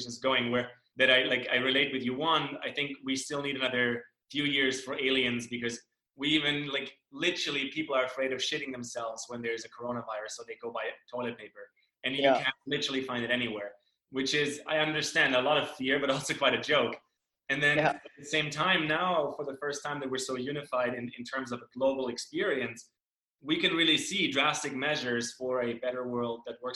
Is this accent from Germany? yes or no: yes; Germany; moved away; I grew up in Germany